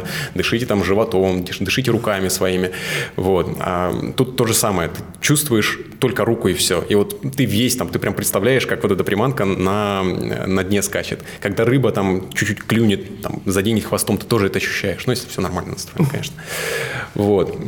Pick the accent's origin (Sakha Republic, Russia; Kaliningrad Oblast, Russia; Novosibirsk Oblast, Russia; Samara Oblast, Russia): Novosibirsk Oblast, Russia; Suzun; Я вырос на реке, я из Сузуна, и там Сузунка, собственно, Обь.